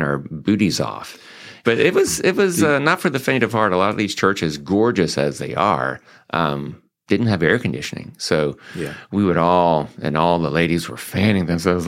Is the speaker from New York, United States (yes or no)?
no; Greenville, South Carolina, United States; accent: twang; also born or lived in Joliet, Illinois; now in Mansfield, United States; I got my accent from down south in Greenville, South Carolina